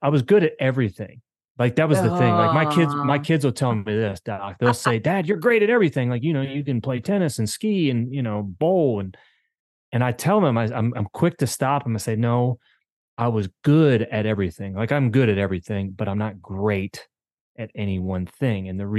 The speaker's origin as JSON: {"language": "English", "region": "Maryland", "country": "United States", "tie": "born or raised there", "said": "I grew up in Maryland. I've lived in 6 different states and grew up in a small town in Maryland. It's a railroad town, baseball town."}